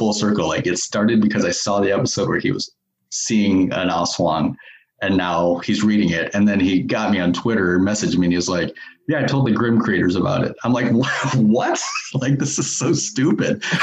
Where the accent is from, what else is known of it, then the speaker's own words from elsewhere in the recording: Iowa side of the Iowa–Illinois border, United States; moved away as an adult; now in Portland, United States; where I came from, the border of Iowa and Illinois, I grew up on the Iowa side, but moved over to the Illinois side.